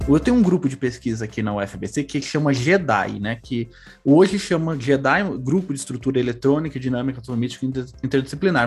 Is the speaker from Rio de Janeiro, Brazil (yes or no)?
no; São Paulo, Brazil; Sou do Carandiru. Eu cresci, me desenvolvi no Carandiru, não na penitenciária, no bairro